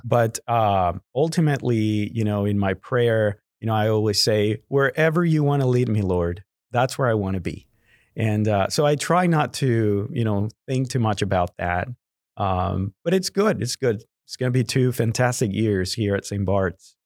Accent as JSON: {"language": "English", "town": "Guadalajara", "region": "Jalisco", "country": "Mexico", "tie": "born or raised there", "first_language": "Spanish", "second_language": "English", "moved": "as an adult", "lives_now": "Houston, United States", "said": "I was born and raised in Guadalajara, Mexico"}